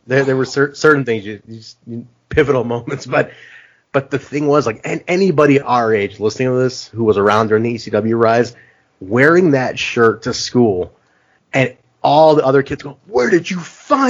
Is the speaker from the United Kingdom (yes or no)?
no; Pakistan; I'm like, cool, I'm Pakistani, but like, he's from India. I'm like, we're neighbors.